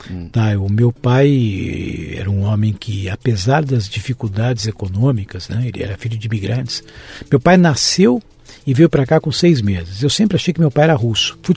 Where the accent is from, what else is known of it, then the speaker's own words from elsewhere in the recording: São Paulo, Brazil; Eu nasci em São Paulo. Paulista da Gema? Paulista da Gema.